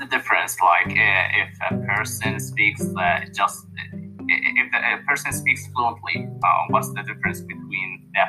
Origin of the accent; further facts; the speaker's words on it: Alexandria, Alexandria Governorate, Egypt; Well, I'm from Alexandria.